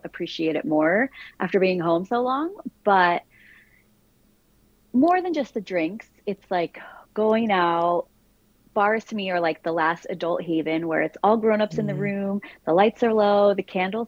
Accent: Branford, Connecticut, United States; now in New York City, United States; Branford, Connecticut. I'm a Northeast girl

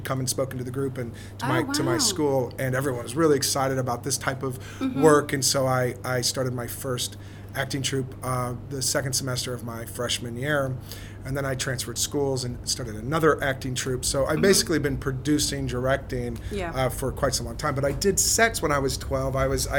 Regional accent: Texas, United States; moved away; I grew up in Texas

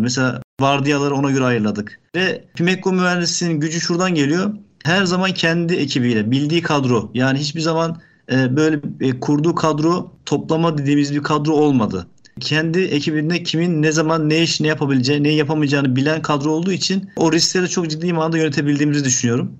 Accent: Ankara, Turkey; moved away as an adult; also born or lived in Yozgat; now in Bursa, Turkey; Ankara, e, bin dokuz yüz seksen dokuz doğumluyum.

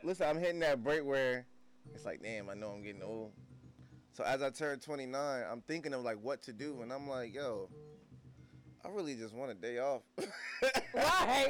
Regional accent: New Jersey, United States; moved away; I'm so from Jersey

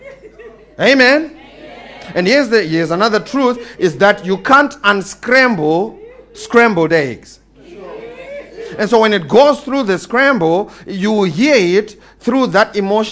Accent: Eastern Cape, South Africa; I'm coming from the Eastern Cape

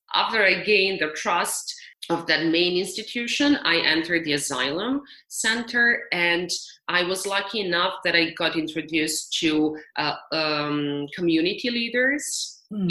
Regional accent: Serbia; moved away as an adult; also born or lived in United States; I was lucky enough to do my work in my home country where my family and my friends are.

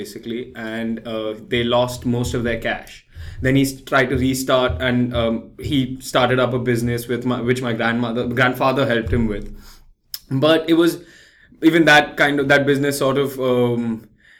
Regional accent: Mumbai, Maharashtra, India; moved away as an adult; also born or lived in London, United Kingdom; now in New York, United States; I live in Bombay, and I was born in Bombay

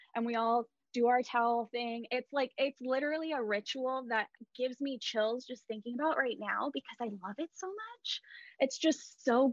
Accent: California, United States; I'm this girl from California

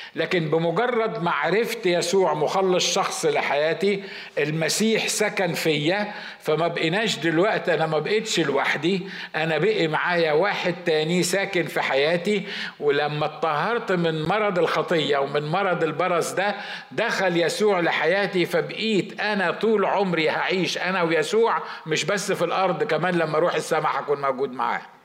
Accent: Egypt; عندنا في مصر

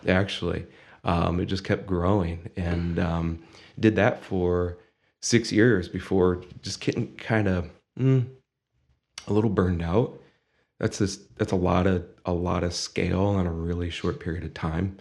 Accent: Findlay, Ohio, United States; moved away as an adult; also born or lived in Bowling Green, Ohio; now in Toledo, United States; Born and raised in Findlay

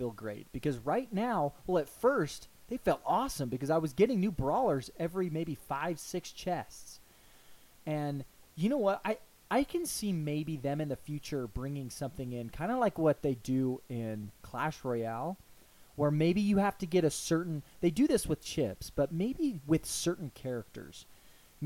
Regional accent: United States; we're from the United States.

